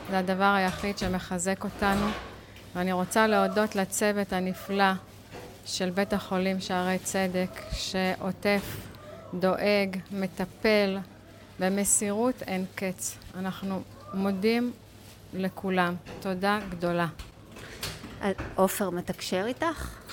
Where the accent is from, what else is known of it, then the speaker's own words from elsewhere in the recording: Kiryat Arba, West Bank, Palestine; אנחנו גרים בקריית ארבע המון המון שנים, נולדנו במקום, גדלנו במקום, בנינו את ביתנו בקריית ארבע, מגדלים דור שלישי בקריית ארבע.